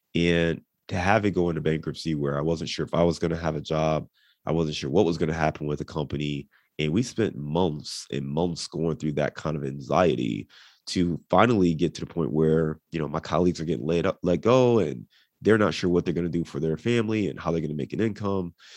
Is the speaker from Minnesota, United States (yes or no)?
no; Cleveland, Ohio, United States; moved away as an adult; also born or lived in Dayton / Chicago / Detroit; now in Cincinnati, United States; I was born and raised in Cleveland